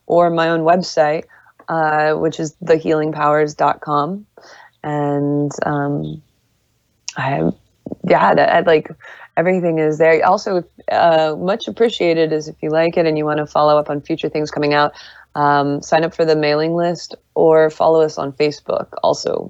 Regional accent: Las Vegas, Nevada, United States; I grew up in Las Vegas

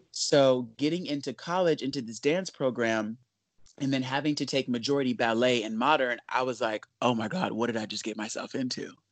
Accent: Los Angeles, California, United States; I grew up in Los Angeles

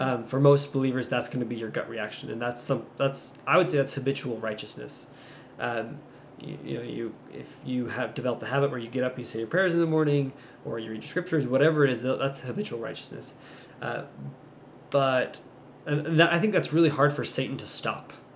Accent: Louisiana, United States; moved away; growing up in Louisiana, uh, we don't have hills or mountains

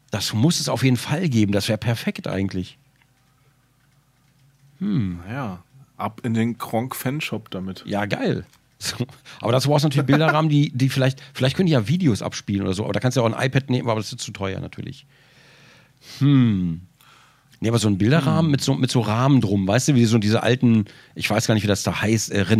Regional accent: Frankfurt, Hesse, Germany; Ich bin in Frankfurt geboren.

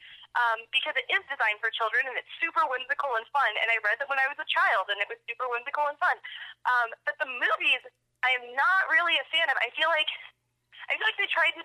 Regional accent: rural Oklahoma, United States; moved away as an adult; now in Denver, United States; I grew up in rural Oklahoma. My graduating class from my hometown was less than 30 people.

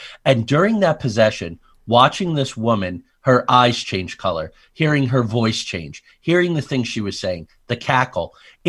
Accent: New Jersey, United States; I grew up among mafia in Jersey, like serious.

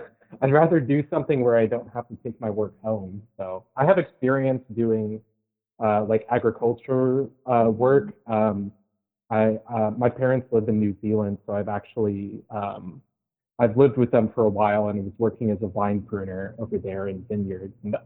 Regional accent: United States; as an American

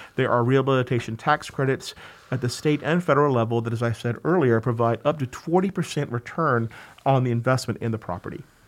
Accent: Georgia, United States; moved away as an adult; now in New York, United States; I grew up in Georgia, actually, and got a master's in historic preservation from the University of Georgia.

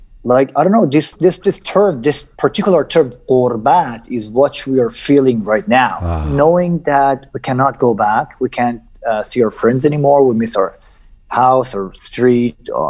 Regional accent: Najaf, Najaf Governorate, Iraq; born there; Of course, I was born in Najaf, not only because my father was studying theology in Najaf

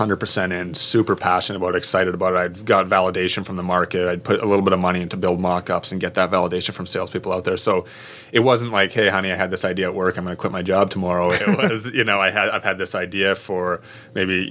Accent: Canada; moved away as an adult; also born or lived in Connecticut, United States; now in United States; I'm from Canada originally. I came to the States to play hockey at Quinnipiac University up in Connecticut

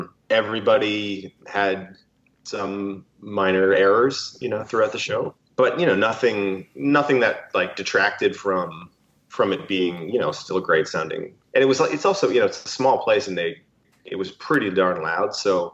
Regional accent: Canada; I'm Canadian

